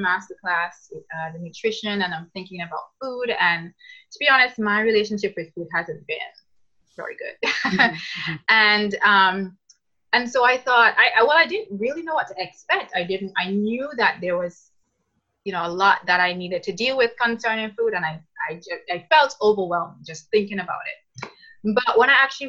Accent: Antigua & Barbuda; now in Canada; I'm originally from Antigua, but I'm now living in Canada.

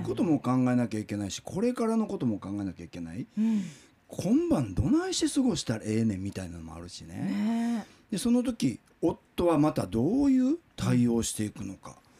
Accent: Kobe, Hyogo, Japan; moved away; 僕は神戸生まれ育ちで神戸に住んで大阪の新聞社に勤務をしてたんですけども

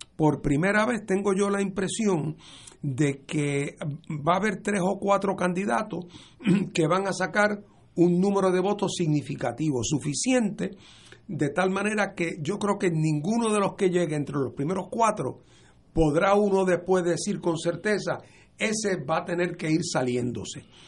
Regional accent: Puerto Rico; nosotros como puertorriqueños

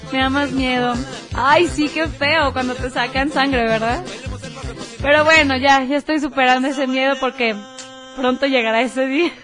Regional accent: Tepatitlán de Morelos, Jalisco, Mexico; yo soy de Tepa.

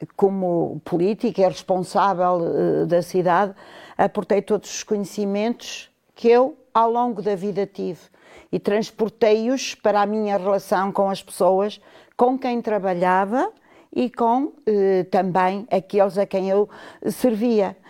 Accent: Vila Real, Norte, Portugal; Nasci na Rua Direita, primeiro nascia sem em casa, não havia este tipo de situações que hoje temos. E, portanto, eu quando abri os olhos vi logo a cidade e daí este meu amor por Vila Real

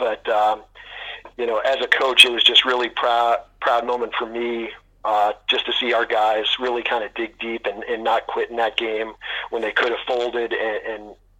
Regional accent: Rye, New York, United States; growing up in Rye, which is really the heart of Rangers country.

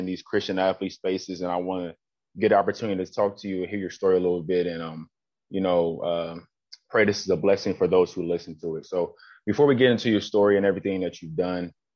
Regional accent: Columbus, Ohio, United States; I'm from Columbus

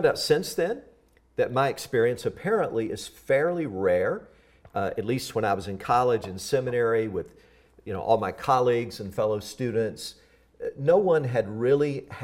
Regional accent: Tennessee, United States; I grew up in the South, in the Southern states of the U.S. Tennessee was my home. I grew up on a cotton farm

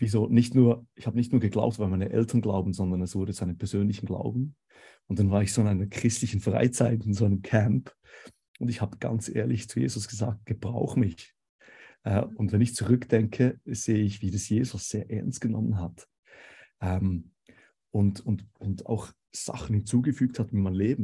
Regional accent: Switzerland; accent: Swiss; moved away as an adult; now in Konstanz, Germany; Vielleicht könnt ihr es hören ähm, vom Dialekt her. Ich bin Schweizer ursprünglich.

